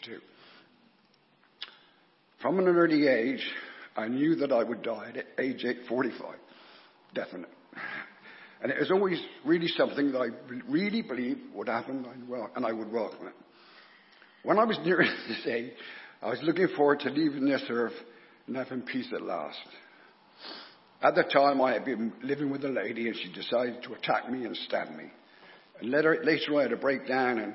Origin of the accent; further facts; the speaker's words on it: North Petherton, South West England, United Kingdom; I was born in North Petherton to a family of six children